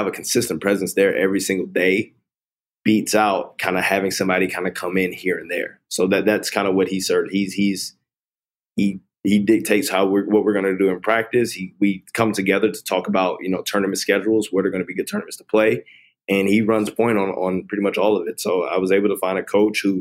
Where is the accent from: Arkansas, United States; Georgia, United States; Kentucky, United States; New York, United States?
Georgia, United States; Atlanta; I grew up in Atlanta, which is a predominantly black city